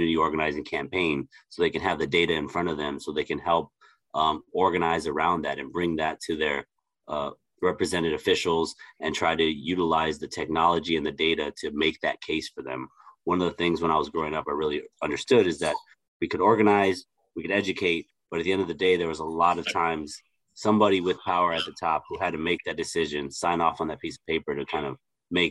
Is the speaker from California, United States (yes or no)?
yes; Los Angeles, California, United States; I am originally from Los Angeles, California. I grew up in East